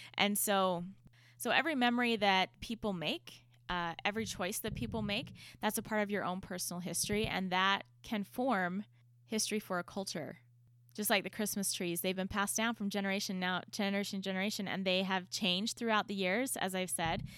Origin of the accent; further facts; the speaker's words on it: United States; as an American